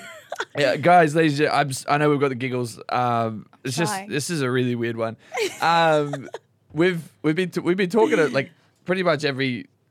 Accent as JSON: {"language": "English", "town": "Yeppoon", "region": "Queensland", "country": "Australia", "said": "Yeah, Yapoon."}